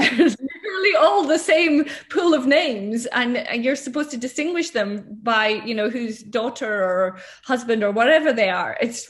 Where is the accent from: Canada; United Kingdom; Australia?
United Kingdom; Scotland; I was brought up in Scotland